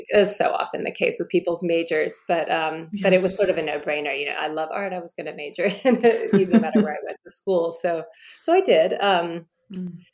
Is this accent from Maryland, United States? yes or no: no; Leesburg, Virginia, United States; I grew up in Leesburg, Virginia. I'm a Virginia girl through and through